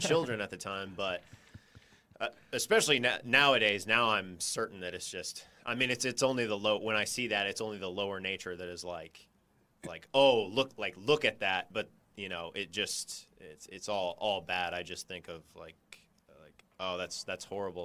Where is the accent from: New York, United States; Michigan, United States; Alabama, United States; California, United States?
California, United States; I grew up in California.